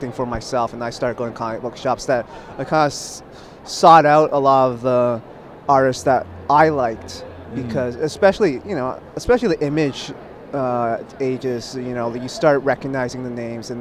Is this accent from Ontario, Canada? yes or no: yes; Toronto, Ontario, Canada; I was born in Toronto. I was born and raised here